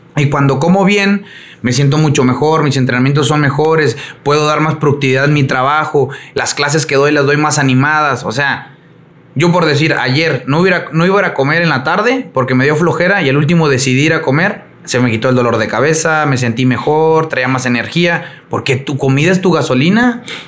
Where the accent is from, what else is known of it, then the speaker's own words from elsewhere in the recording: Mexico; soy mexicano